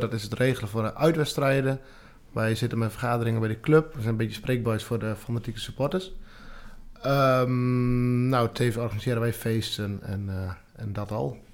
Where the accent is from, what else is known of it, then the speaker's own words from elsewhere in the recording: Drenthe, Netherlands; geboren en getogen in, eh, in de provincie zelf